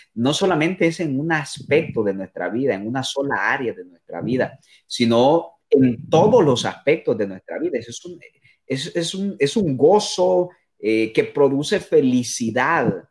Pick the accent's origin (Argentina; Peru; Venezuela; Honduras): Honduras; moved away as an adult; now in Costa Rica; Soy hondureño, eh, soy hondureño